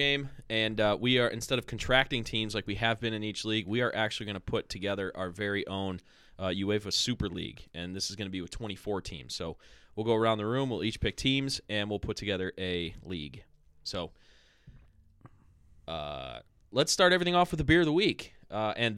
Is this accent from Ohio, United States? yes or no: yes; Parma Heights, Ohio, United States; Parma Heights. I'm from the Heights